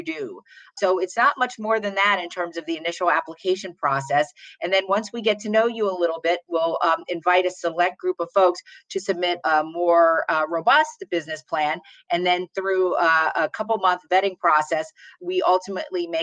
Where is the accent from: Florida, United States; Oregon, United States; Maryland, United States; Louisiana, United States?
Maryland, United States; Baltimore; I'm an African-American woman born and raised in Baltimore, Maryland